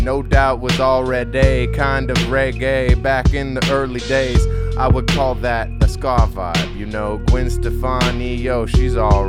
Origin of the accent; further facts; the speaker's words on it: Hawaii, United States; I grew up in Hawaii